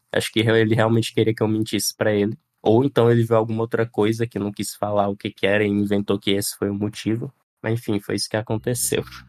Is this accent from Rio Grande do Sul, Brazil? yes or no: no; Piauí, Brazil; tenho 26 anos, sou do Piauí